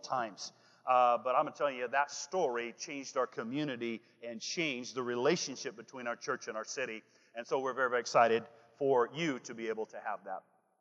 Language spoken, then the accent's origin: English; Washington, United States; also born or lived in Olympia, Washington; I am from Washington, the state, not the chaos. Okay, I live in Olympia, Washington